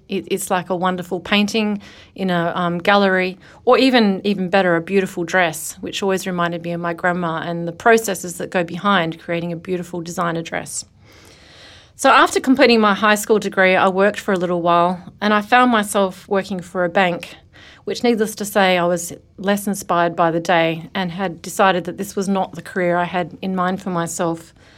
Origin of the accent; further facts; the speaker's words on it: Australia; as an Australian